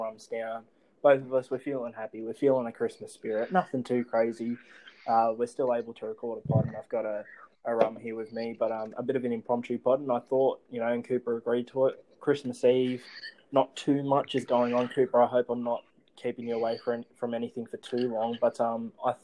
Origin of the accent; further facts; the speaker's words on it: Penrith, New South Wales, Australia; I grew up in Penrith.